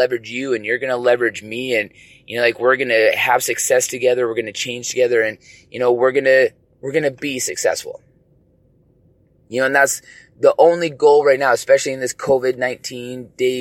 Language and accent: English; British Columbia, Canada; all of us as, you know, BC residents